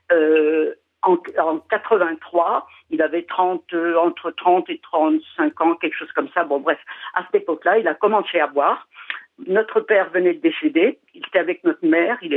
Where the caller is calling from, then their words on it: Paris, Île-de-France, France; Je suis de Paris, mais actuellement je suis à Châteauroux.